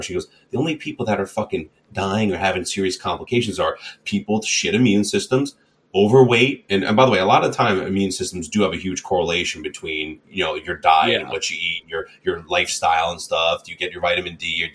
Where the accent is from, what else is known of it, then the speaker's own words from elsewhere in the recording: Long Island, New York, United States; We're all from Long Island here